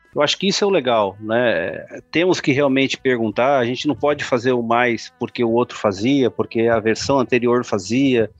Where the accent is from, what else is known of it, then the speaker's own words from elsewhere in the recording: Brazil; eu sou brasileiro